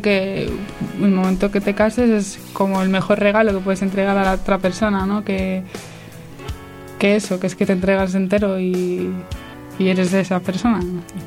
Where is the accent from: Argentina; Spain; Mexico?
Spain; Santander, Cantabria; tengo 20 años y soy de Santander.